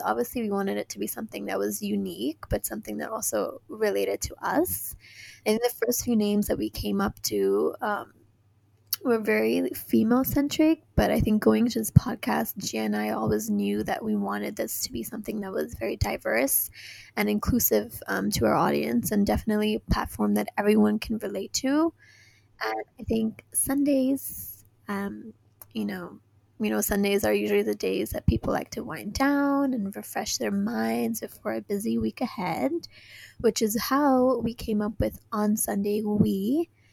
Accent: Hong Kong; also born or lived in San Francisco; I was born and raised in Hong Kong

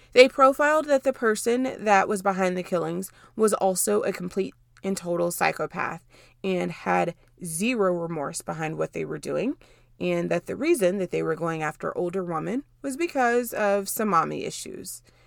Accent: Dallas, Texas, United States; I'm from the Dallas area

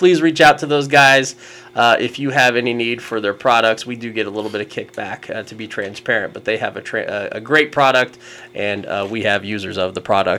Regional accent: Kansas, United States; because we're from Kansas.

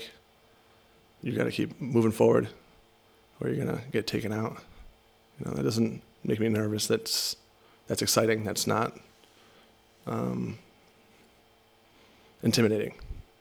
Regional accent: Rhode Island, United States; moved away; also born or lived in Seattle / Connecticut; I grew up in Rhode Island

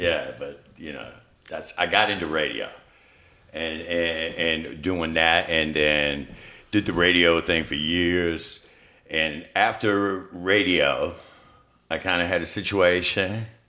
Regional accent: Richmond, Virginia, United States; I'm from Richmond. St. Mary's.

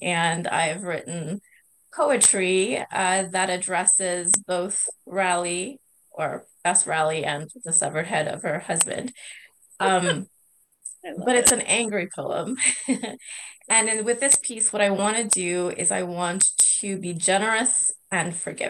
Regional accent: Guyana; I am Indo-Guyanese. So in my home country

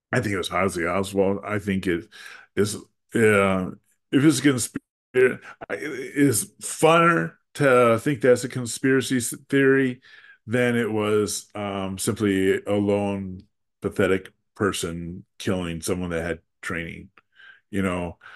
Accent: Wisconsin, United States; the state of Wisconsin, my home state.

